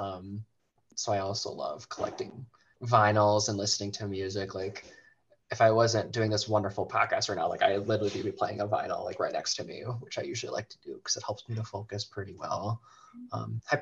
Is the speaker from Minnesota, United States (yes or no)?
yes; Big Lake, Minnesota, United States; now in Buffalo, United States; I am from Big Lake, Minnesota, and both Zach and I, we live in Buffalo, Minnesota